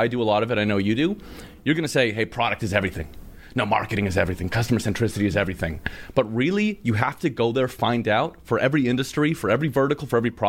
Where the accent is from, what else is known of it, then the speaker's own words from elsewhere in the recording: Canada; I'm from Canada.